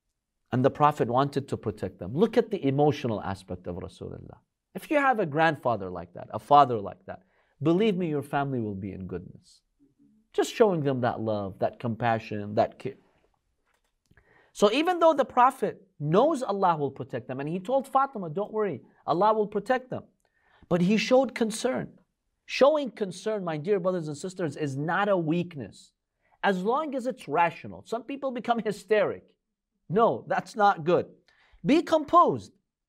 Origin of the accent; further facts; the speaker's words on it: Russia; I grew up in Russia. And it's very cold over here.